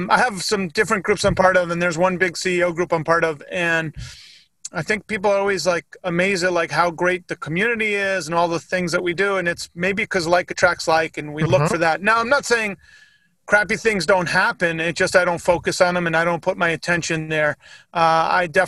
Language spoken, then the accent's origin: English; Northeast, United States; I grew up in the Northeast.